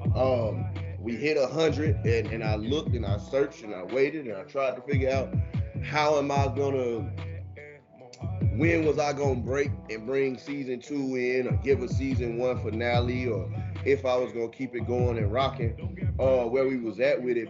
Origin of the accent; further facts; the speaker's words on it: Houston, Texas, United States; moved away; that's my hometown